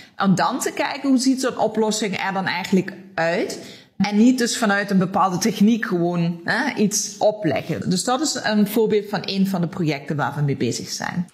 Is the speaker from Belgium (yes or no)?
no; Germany; Dutch is a second language; also born or lived in Limburg, Netherlands; now in Netherlands; Ik kom oorspronkelijk uit Duitsland, maar ik woon al heel lang in deze prachtige regio.